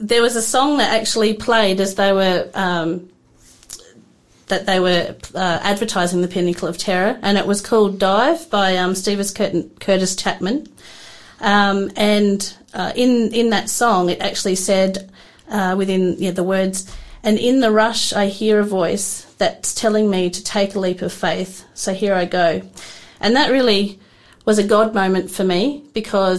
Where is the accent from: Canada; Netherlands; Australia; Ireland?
Australia; Adelaide, South Australia; now in Tasmania, Australia; I'm actually from South Australia. I grew up in the north of Adelaide.